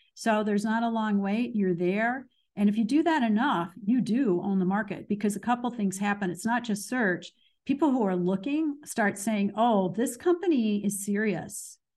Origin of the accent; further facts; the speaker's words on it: Danville, Illinois, United States; moved away as an adult; also born or lived in Chicago, Illinois; now in US South; I am from Danville, Illinois